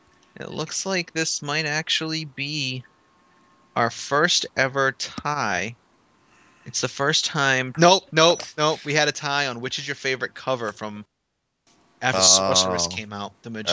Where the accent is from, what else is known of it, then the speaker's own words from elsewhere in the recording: Massachusetts, United States; Hey! I'm from Massachusetts.